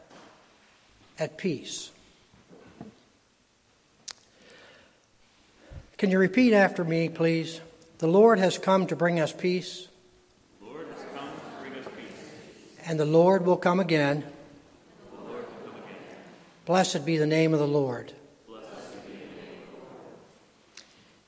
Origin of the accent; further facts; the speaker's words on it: Frostburg, Maryland, United States; Growing up in Frostburg, Maryland, we used to play pickup ball